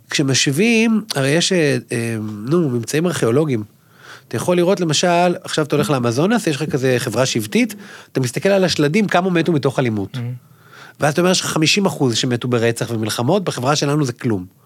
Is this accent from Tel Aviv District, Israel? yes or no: no; Ashdod, Southern District, Israel; ואני, כמו שהוא אומר, אני גדלתי באשדוד, אני אומר כל הזמן לאנשים, שמע, אני חצי מרוקאי.